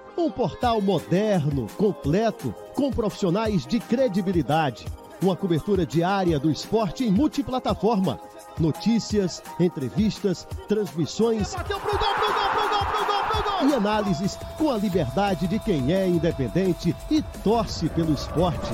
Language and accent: Portuguese; Northeast Region, Brazil; do nosso Nordeste